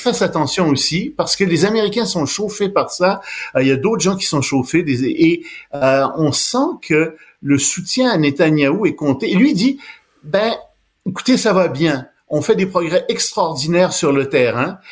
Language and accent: French; Montreal, Quebec, Canada; Je suis montréalais. Je suis né ici